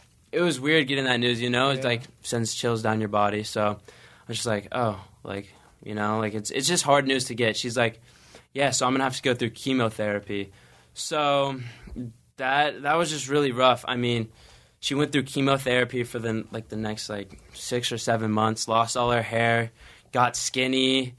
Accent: Pasadena, California, United States; I mean, I was born in Pasadena, grew up here. I just moved around a lot because my dad's in the Navy.

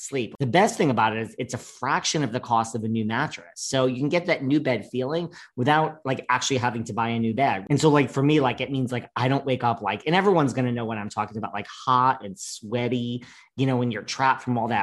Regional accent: New York, United States; I'm a New Yorker.

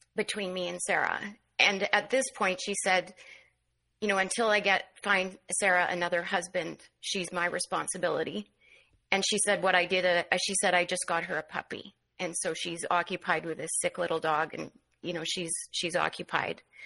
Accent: Manitoba, Canada; I ended up back in on the prairies in Manitoba

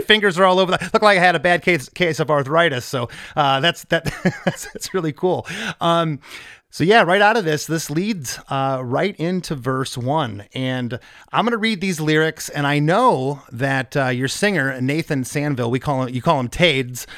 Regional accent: Novi, Michigan, United States; also born or lived in Livonia, Michigan; I grew up in Novi.

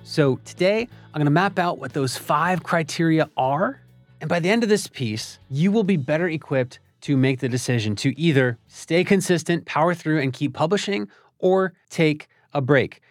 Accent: Philadelphia, Pennsylvania, United States; my hometown of Philadelphia

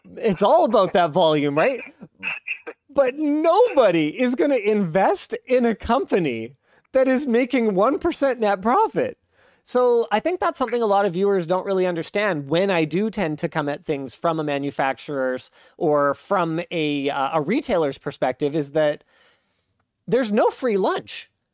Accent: Canada; as a Canadian

